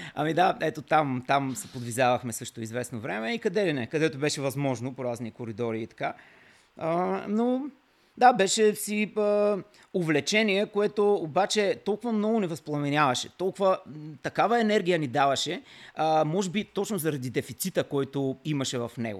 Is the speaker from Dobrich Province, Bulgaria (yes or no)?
yes; Kavarna, Dobrich Province, Bulgaria; съм роден в Каварна